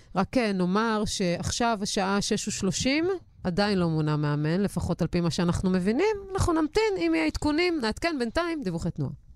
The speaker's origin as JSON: {"language": "Hebrew", "town": "Haifa", "region": "Haifa District", "country": "Israel", "said": "אני בתור חיפאית"}